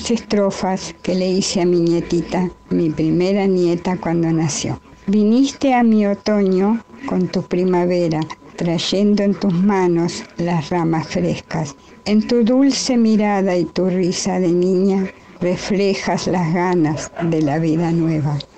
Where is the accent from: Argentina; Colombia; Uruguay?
Argentina; Tortuguitas, Buenos Aires Province; de Tortuguitas